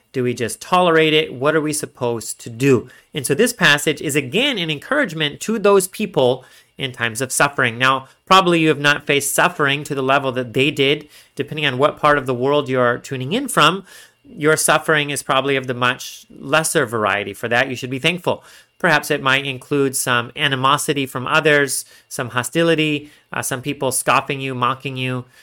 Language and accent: English; Texas, United States; I'm from Texas